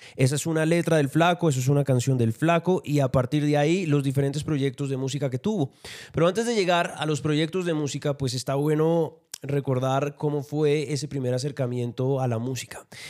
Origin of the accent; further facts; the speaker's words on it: Colombia; soy colombiano